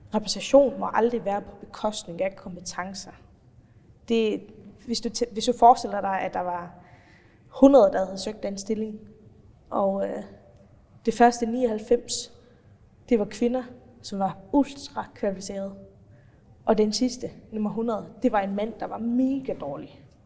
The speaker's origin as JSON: {"language": "Danish", "country": "Faroe Islands", "tie": "born or raised there", "also_born_or_lived": "North Jutland", "accent": "Faroese", "moved": "as an adult", "lives_now": "Denmark", "said": "jeg har altid boet på Færøerne før det, opvokset og færøsk familie"}